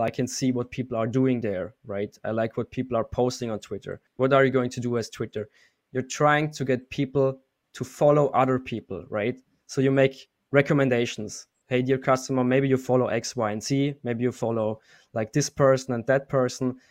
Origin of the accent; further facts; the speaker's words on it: Austria; moved away as an adult; also born or lived in Munich, Germany; I'm actually from Austria, and four years ago, I moved to Munich, Germany